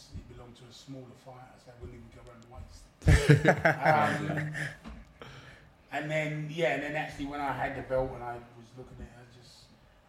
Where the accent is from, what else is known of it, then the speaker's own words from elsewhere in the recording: London, United Kingdom; When I was about 10, was taken into care, so I moved from Hollywood to Plumstead, and then kind of grew up. Plumstead, Woolwich, Chelten was in my teenage years.